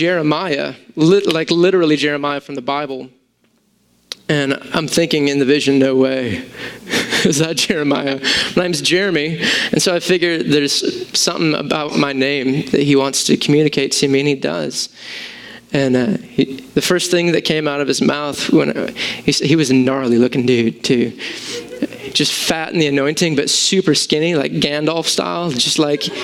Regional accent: United States; I'm an American with Greek thinking

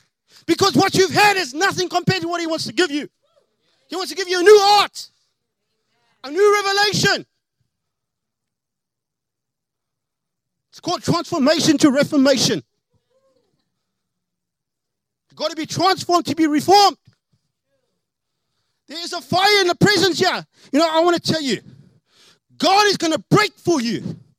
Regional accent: South Africa; now in United States; I am an alien. I'm from South Africa, so getting more Americanized.

